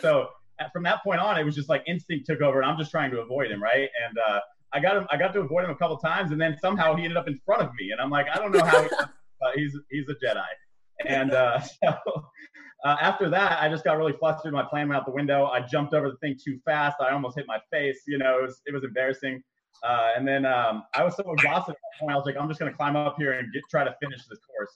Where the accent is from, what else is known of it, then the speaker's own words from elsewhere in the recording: San Diego, California, United States; I'm from San Diego, California